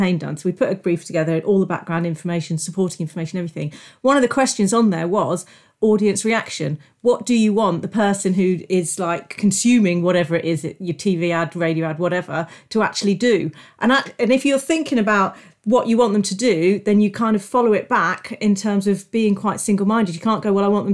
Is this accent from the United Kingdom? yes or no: yes; England, United Kingdom; we're polite English people